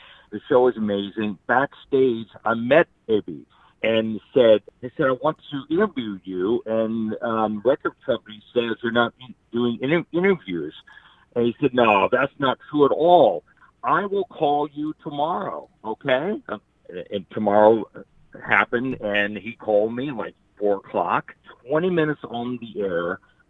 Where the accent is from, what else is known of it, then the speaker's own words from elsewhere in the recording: Muncie, Indiana, United States; I'm from Muncie, Indiana.